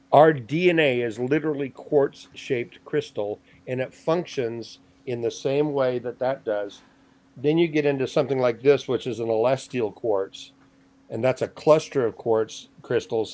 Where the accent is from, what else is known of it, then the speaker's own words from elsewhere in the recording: Hawaii, United States; moved away; I grew up in Hawaii for 40 years